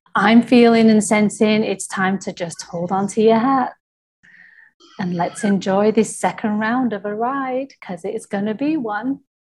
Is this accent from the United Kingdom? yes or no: yes; United Kingdom; I'm from Britain